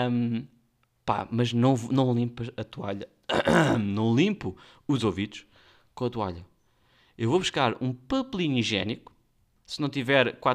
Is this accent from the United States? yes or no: no; Guinea-Bissau; Nós somos da Guiné e até o Alentejo ainda é um puxão.